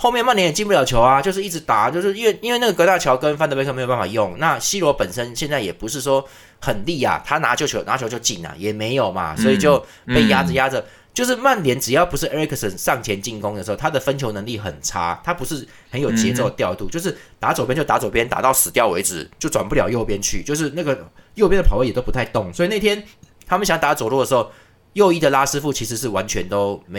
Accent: Taiwan; 我们台湾人

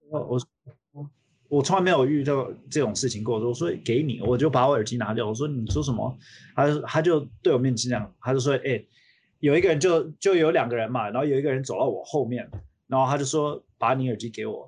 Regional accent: United States; also born or lived in Taiwan; 我小时候是在美国长大的

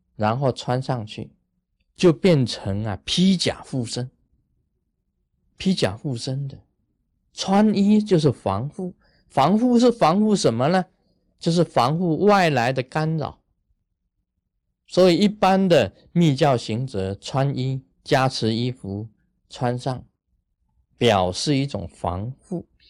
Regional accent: Taiwan; 我们台湾人讲啊， 说头上三尺有神明啊

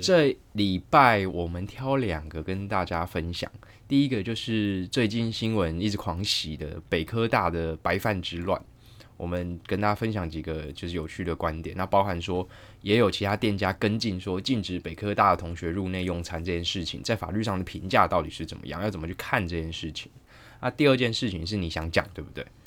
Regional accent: Taichung, Taiwan; 我台中人

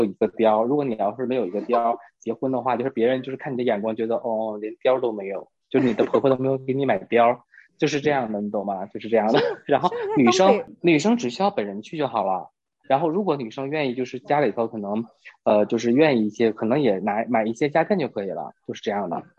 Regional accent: Northeast China, China; 东北是这样的，就至少在我的家乡是有一个收礼的桌，

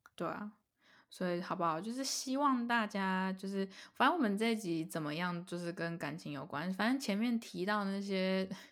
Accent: Taiwan; 又觉得自己是台湾人，非常地，就很开心自己是台湾人

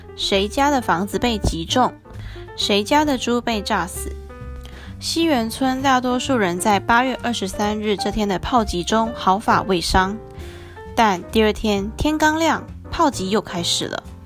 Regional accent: Taiwan; 我是台湾人

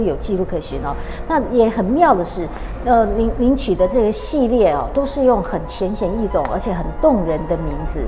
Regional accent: Taiwan; 我们台湾人这动不动就出国就是到欧洲去买包包

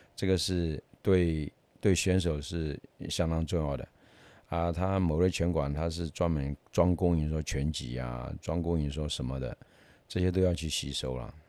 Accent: Taiwan; 我们台湾人也是一样啊

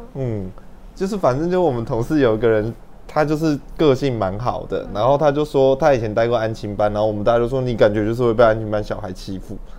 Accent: Hsinchu, Taiwan; 我是新竹人

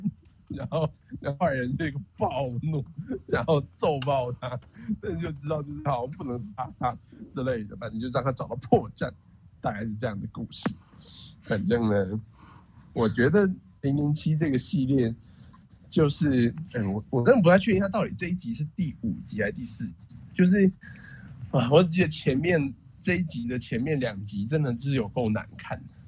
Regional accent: Taiwan; 百分之九十我台湾人被这样讲，一定会超不爽。但就是这就是我们的 background

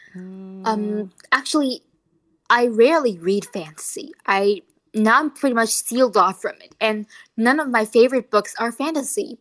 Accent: Taoyuan, Taiwan; English is a second language; I'm from Taoyuan

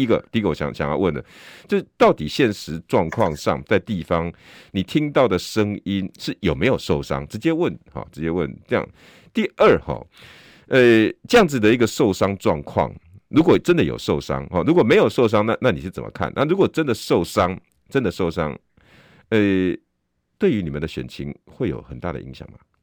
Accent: Taiwan; 我们台湾人

